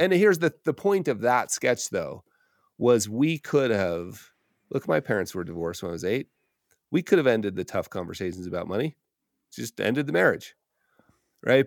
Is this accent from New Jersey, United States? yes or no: no; Park City, Utah, United States; moved away; moving back to my hometown of Park City, Utah